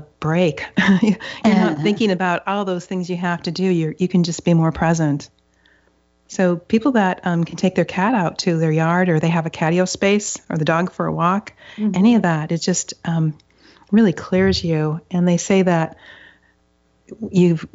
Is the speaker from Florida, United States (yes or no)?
no; Upper Michigan, United States; now in Seattle, United States; I grew up in Upper Michigan, and it's some parts of it are up to 90% forested